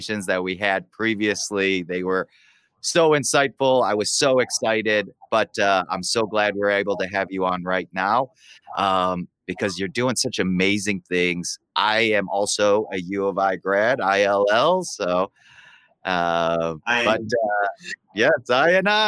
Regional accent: Chicago, Illinois, United States; my hometown, Chicago

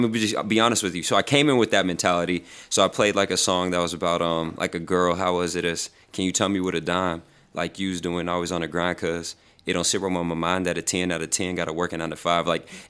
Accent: Houston, Texas, United States; moved away; I'm from Houston.

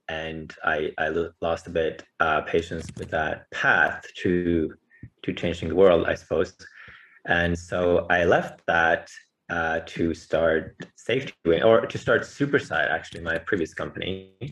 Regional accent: Bergen, Vestland, Norway; I grew up in Norway, on the western coast of Norway in Bergen.

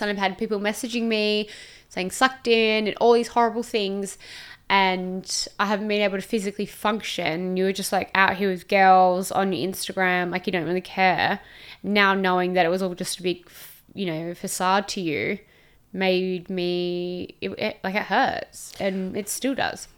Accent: Perth, Western Australia, Australia; moved away as an adult; now in Gold Coast, Australia; I was from Perth originally, moved to the Gold Coast

